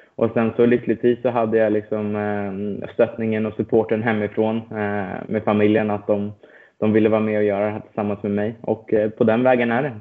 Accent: Stockholm, Stockholm County, Sweden; moved away as an adult; now in United States; född och uppvuxen i, eh, i Stockholm

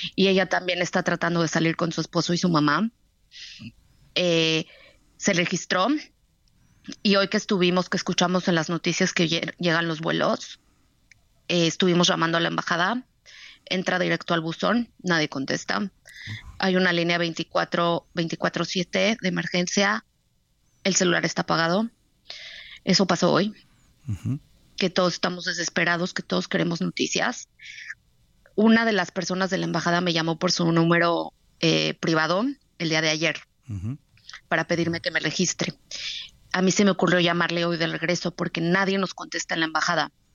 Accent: Mexico; now in Tel Aviv, Israel; Somos, somos mexicanos

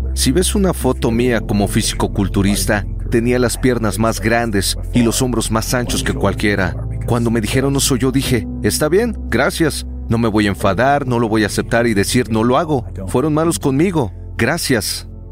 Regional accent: Toronto, Ontario, Canada; me estaba congelando en Canadá, crecí en Toronto

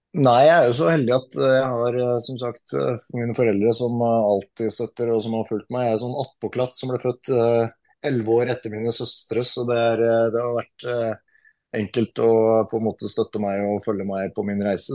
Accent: Norway; moved away; langt unna familiemedlemmer som går bort hjemme i Norge

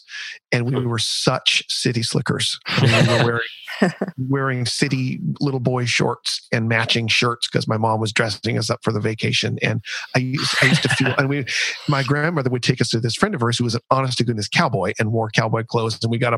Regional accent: Seattle, Washington, United States; I grew up in Seattle

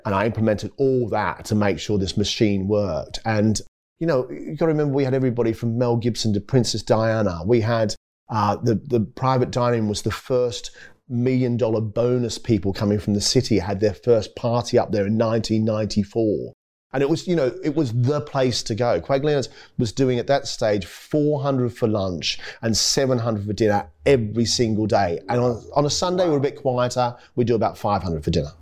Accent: Maitland, New South Wales, Australia; also born or lived in Eaglevale; growing up in Australia and back gardens and, and, you know, living in Maitland

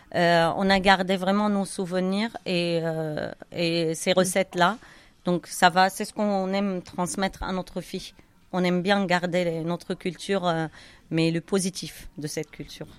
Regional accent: Syria; moved away as an adult; also born or lived in Cairo, Egypt; now in France; quand on est parti de Syrie nous on a des biens là-bas

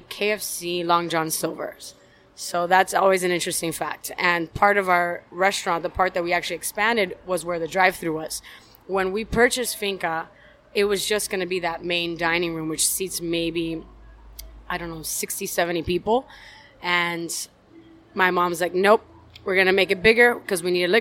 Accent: Miami, Florida, United States; Born and raised in Miami

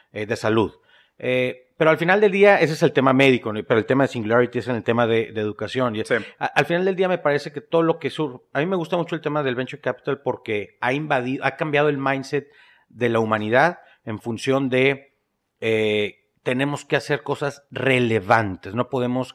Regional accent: northern Mexico, Mexico; empiezo yo como cualquier norteño en México, emprendiendo negocitos

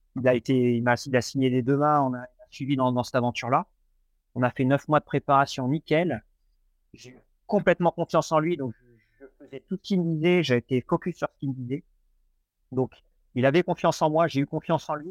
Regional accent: Normandy, France; now in Nantes, France; je suis originaire de Normandie

